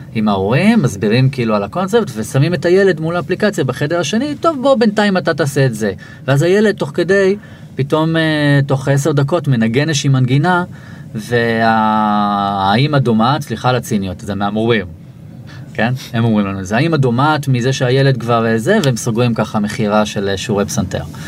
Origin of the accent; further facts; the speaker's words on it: Israel; אני מישראל